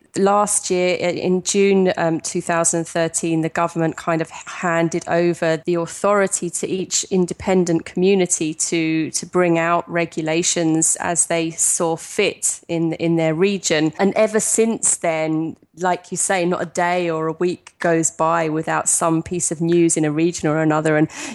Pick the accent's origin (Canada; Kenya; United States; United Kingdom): United Kingdom; Wimbledon, London; moved away as an adult; now in Spain; So yeah, that's where I grew up and lived in South London for until I was 30 and came to Spain.